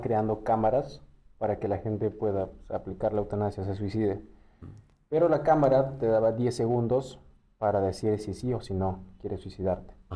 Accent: Callao, Peru; yo, que soy del Callao

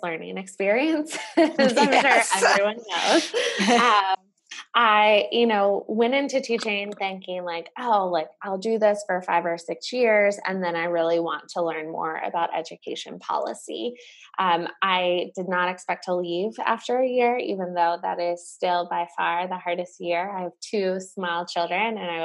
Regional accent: Charlotte, North Carolina, United States; growing up in North Carolina

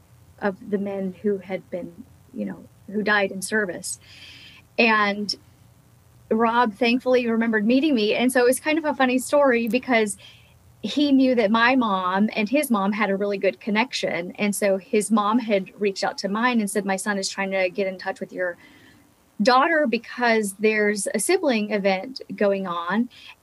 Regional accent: Pearl City, Hawaii, United States; when I went to Pearl City Elementary in Oahu, and my kindergarten teacher, her name was Mrs. Nakamura.

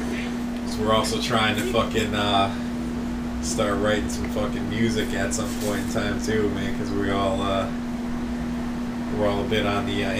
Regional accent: Ellington, Connecticut, United States; we come from a small little fucking little bullshit town in Connecticut. You know, we're from the Northeast

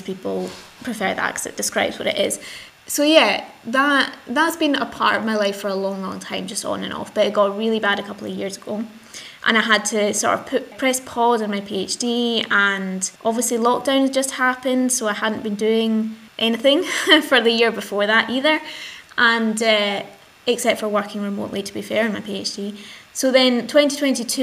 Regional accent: Glasgow, Scotland, United Kingdom; I'm 26 and I'm from Glasgow

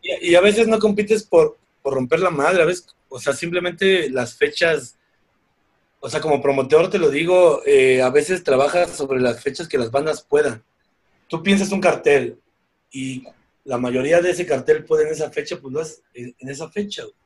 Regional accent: Mexico; Deberíamos agradecer como mexicanos

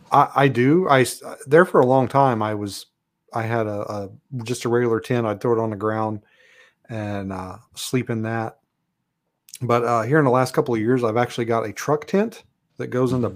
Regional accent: Kentucky, United States; moved away as an adult; now in Alaska, United States; I'm from Kentucky originally.

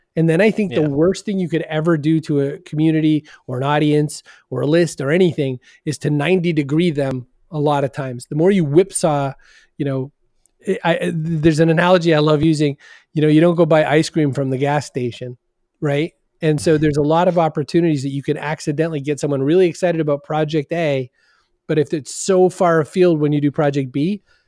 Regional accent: Maine, United States; born there; now in Boston, United States; Well, so I was born in Maine and then I came down here and I liked neither accent.

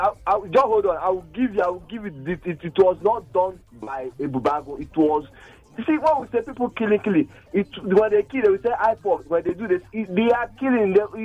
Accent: Imo, Nigeria; I'm from Imo State too.

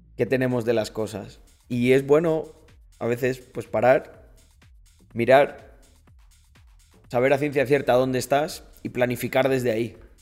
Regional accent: Almendralejo, Extremadura, Spain; soy español 100% de Almendralejo

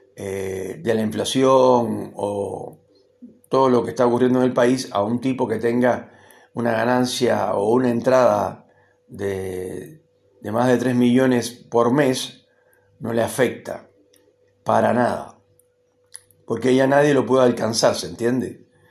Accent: Cuba; moved away as an adult; now in Argentina; llevo tanto tiempo viviendo acá como el que viví en Cuba más o menos y considero que este país también es mi país. Además yo soy argentino naturalizado

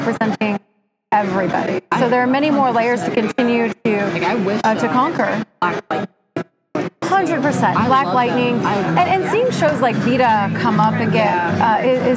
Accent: Southern California, United States; also born or lived in Los Angeles; I grew up in Southern California

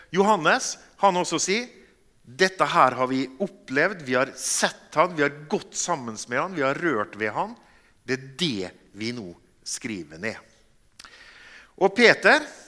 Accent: Molde, Møre og Romsdal, Norway; moved away as an adult; now in Bergen, Norway; Jeg kommer fra Molde. Vi bor i Bergen fordi at jeg traff ei bergensdame.

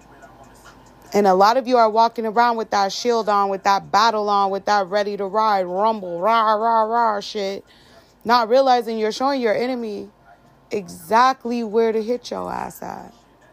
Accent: Arizona, United States; I'm from Arizona.

